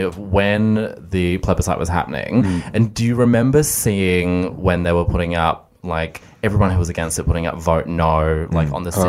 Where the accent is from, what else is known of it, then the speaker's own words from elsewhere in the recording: Mornington Peninsula, Melbourne, Victoria, Australia; I grew up in the South, like down the peninsula, it's very heteronormative, it's very white